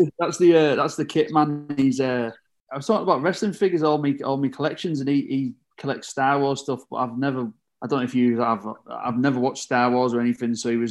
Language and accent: English; Middlesbrough, North East England, United Kingdom; It's a local team to me in Middlesbrough. I'm from Middlesbrough